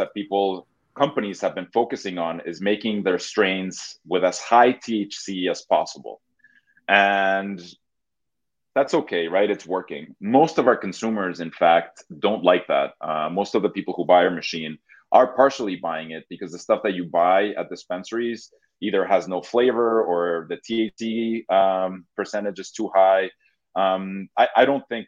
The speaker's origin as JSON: {"language": "English", "country": "Mexico", "also_born_or_lived": "Boston", "moved": "as an adult", "lives_now": "United States", "said": "Yeah, so I'm originally from Mexico. I moved to the States about 20 years ago"}